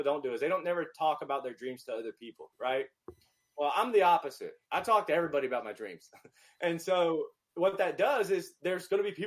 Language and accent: English; North Carolina, United States; moved away as an adult; now in Los Angeles, United States; I'm from North Carolina. I looked at LA. It was the farthest away from my hometown